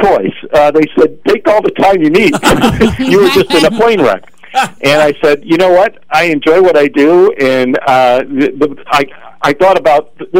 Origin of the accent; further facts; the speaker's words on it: Lockport, Illinois, United States; moved away; I was just working back in my hometown, Lockport